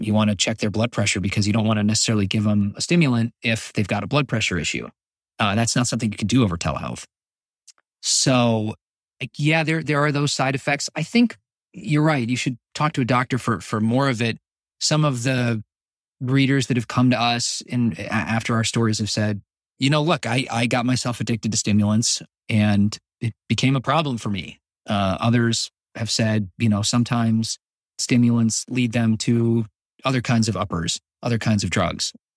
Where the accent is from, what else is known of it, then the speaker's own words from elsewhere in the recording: United States; speaking as an American